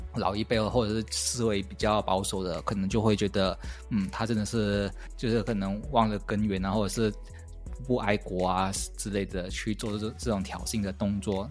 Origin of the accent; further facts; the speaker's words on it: Malaysia; 我是一个马来西亚人